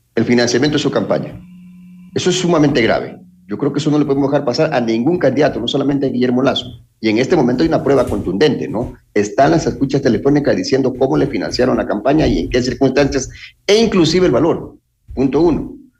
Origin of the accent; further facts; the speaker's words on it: Ecuador; nosotros, como ecuatorianos